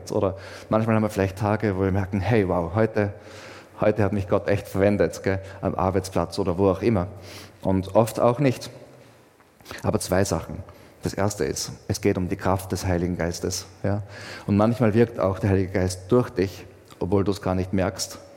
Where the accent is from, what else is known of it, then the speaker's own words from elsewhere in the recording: Austria; Ich meine, ich zum Beispiel bin schon Österreicher, aber auch was anderes.